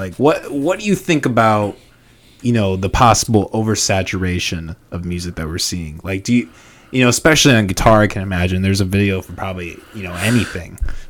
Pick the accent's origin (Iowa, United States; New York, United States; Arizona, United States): Iowa, United States; Orange City; I'm from Dutchland, Orange City.